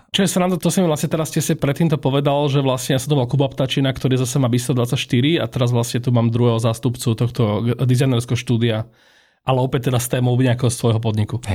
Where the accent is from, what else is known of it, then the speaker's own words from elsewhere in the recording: Povedim, Nitra Region, Slovakia; moved away as an adult; now in Bratislava, Slovakia; ja som z Povedima, teda zdravím teda celú moju rodnú osadu.